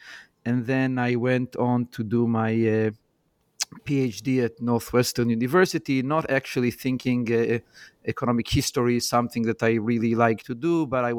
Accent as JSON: {"language": "English", "town": "Jerusalem", "region": "Jerusalem District", "country": "Israel", "tie": "born or raised there", "moved": "yes", "said": "So I grew up in Jerusalem, and my mom was an elementary school teacher."}